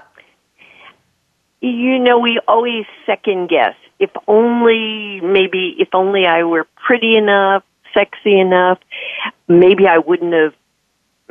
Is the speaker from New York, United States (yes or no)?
yes; New York, United States; I'm from New York